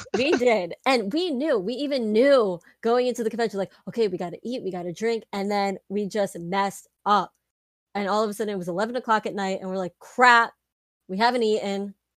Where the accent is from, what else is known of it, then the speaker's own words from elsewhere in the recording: New York City, New York, United States; we're from New York